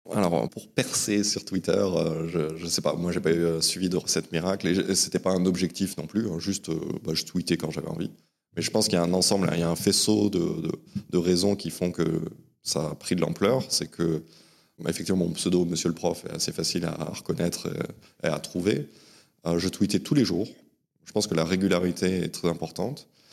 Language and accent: French; Ascain, Basque Country, Nouvelle-Aquitaine, France; also born or lived in Saint-Jean-de-Luz; je suis né à Saint-Jean-de-Luz, au Pays Basque, et j'ai grandi dans la petite ville d'Asquin, euh, au pied des Pyrénées